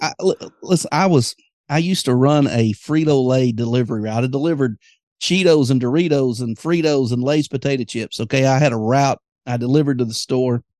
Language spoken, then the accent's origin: English; Greenwood, Arkansas, United States; Greenwood, Arkansas, my hometown